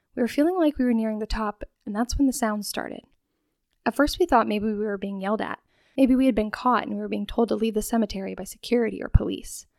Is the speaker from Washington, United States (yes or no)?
yes; Spokane, Washington, United States; also born or lived in Rosalia, Washington; I grew up in Rosalia, Washington, moving when I was five years old to Spokane